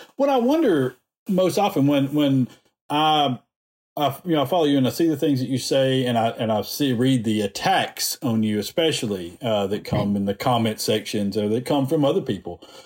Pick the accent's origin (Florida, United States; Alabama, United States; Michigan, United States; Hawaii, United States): Alabama, United States; I was born in Alabama, raised here